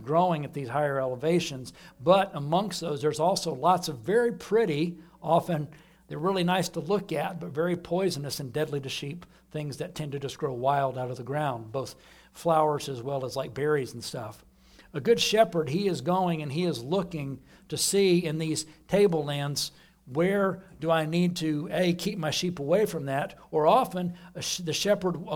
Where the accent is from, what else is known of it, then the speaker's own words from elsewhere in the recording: Austin, Texas, United States; moved away; back in Austin where I grew up